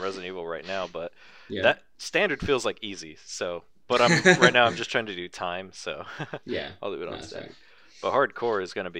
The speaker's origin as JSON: {"language": "English", "region": "California", "country": "United States", "said": "we're from California."}